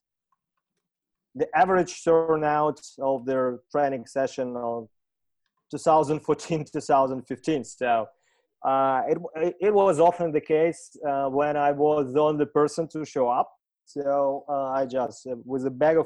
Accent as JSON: {"language": "English", "region": "Saint Petersburg", "country": "Russia", "tie": "born or raised there", "also_born_or_lived": "Australia / London", "moved": "as an adult", "said": "when I returned to St. Petersburg, I say, hey, that's the sport I want to cherish and run here in my hometown."}